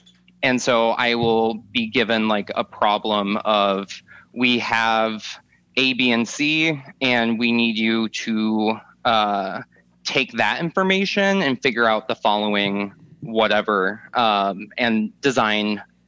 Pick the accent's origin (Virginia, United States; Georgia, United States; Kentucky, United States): Georgia, United States; Atlanta; also born or lived in California / Arizona / Kansas / Minnesota; I mostly grew up in Atlanta, but we moved around all over. My family went from California to Arizona to Kansas to Minnesota to Florida to Georgia.